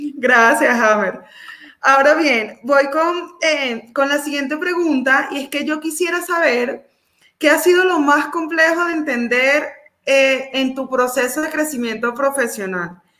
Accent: Venezuela; now in Colombia; nosotros los venezolanos

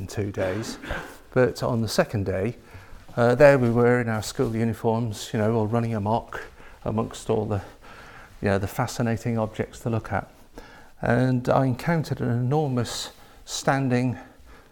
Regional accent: Lake District, Cumbria, North West England, United Kingdom; I grew up in the Lake District near Windermere in Cumbria

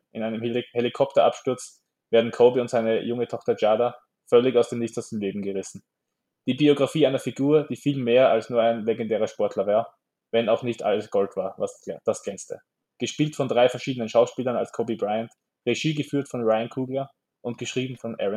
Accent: Austria; wir als Österreicher haben halt einen Bezug zum Skispringen.

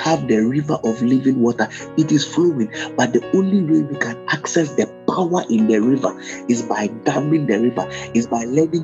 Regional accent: Ghana; I'm a Ghanaian

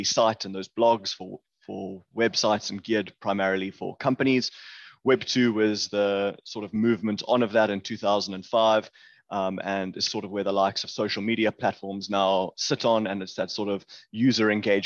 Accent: Johannesburg, Gauteng, South Africa; also born or lived in Cape Town, South Africa; I grew up in Johannesburg, which is sort of one of the main cities here in South Africa

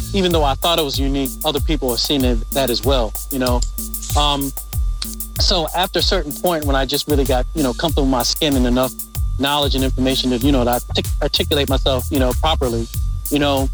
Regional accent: Midlothian, Virginia, United States; I grew up right outside of Richmond, Virginia, in Midlothian, Virginia

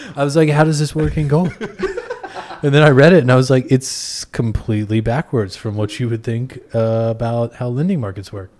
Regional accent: Texas, United States; now in Brooklyn, United States; I'm from Texas originally

